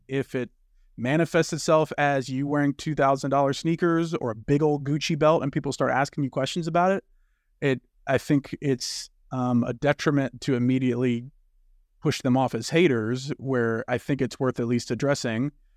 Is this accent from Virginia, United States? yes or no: no; Louisiana, United States; I grew up in Louisiana.